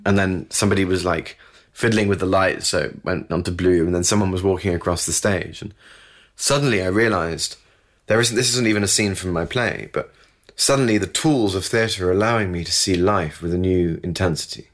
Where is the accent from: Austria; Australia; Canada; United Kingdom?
United Kingdom; I'm British